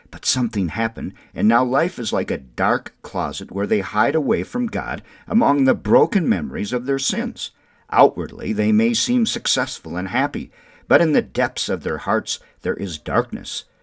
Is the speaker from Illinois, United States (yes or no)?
no; Windom, Minnesota, United States; now in New Mexico, United States; growing up in Wyndham, Minnesota